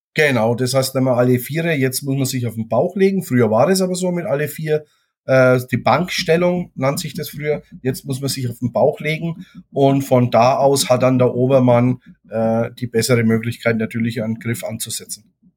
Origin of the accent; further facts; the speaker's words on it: Germany; bei uns in Deutschland